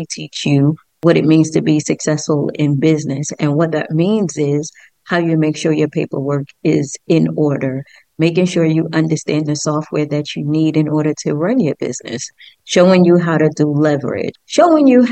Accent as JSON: {"language": "English", "town": "New York City", "region": "New York", "country": "United States", "tie": "born or raised there", "said": "I was raised in the Bronx"}